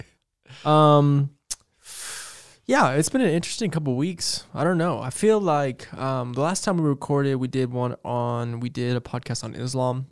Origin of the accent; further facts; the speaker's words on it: Las Vegas, Nevada, United States; I grew up in Vegas also